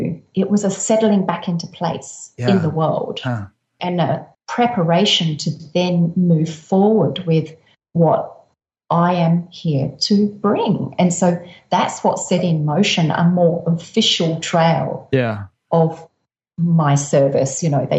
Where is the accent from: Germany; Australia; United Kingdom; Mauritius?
Australia; Adelaide, South Australia; I grew up in Adelaide.